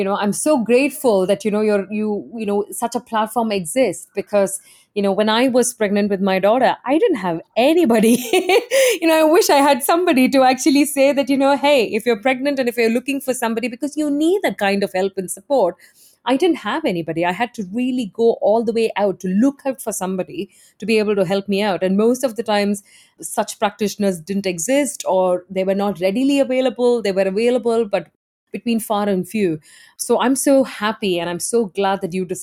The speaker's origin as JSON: {"language": "English", "country": "India", "moved": "as an adult", "lives_now": "Netherlands", "said": "I'm originally from India and I've lived outside of India for close to 20 years now."}